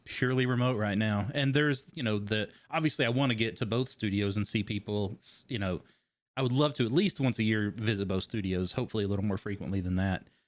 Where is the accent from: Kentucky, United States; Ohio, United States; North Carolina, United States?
Kentucky, United States; I grew up in Kentucky